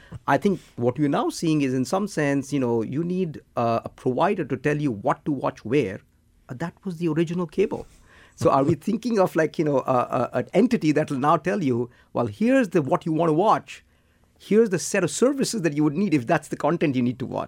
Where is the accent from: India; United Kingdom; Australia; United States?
India; I'm from India